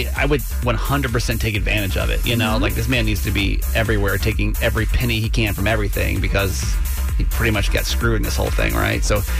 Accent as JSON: {"language": "English", "region": "Georgia", "country": "United States", "moved": "yes", "said": "I'm from Georgia originally"}